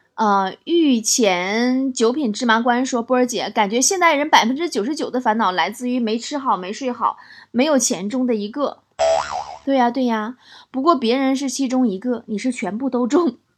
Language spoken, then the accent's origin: Chinese; Shenyang, Liaoning, China; 还是我家乡